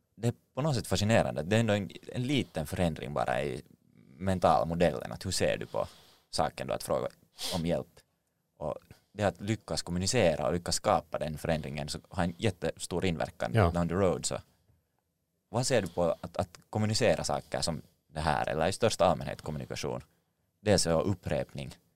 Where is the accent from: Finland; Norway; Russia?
Finland; som finländare